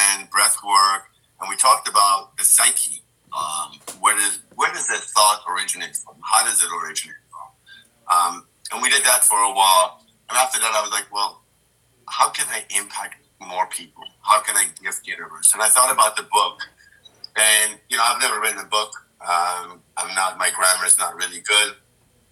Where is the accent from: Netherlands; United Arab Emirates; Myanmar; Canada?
United Arab Emirates; Dubai; I grew up in Dubai